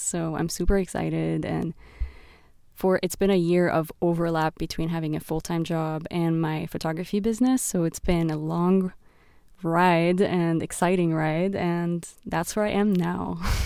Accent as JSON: {"language": "English", "town": "Beirut", "region": "Beirut Governorate", "country": "Lebanon", "tie": "born or raised there", "said": "the streets of Beirut, where I grew up"}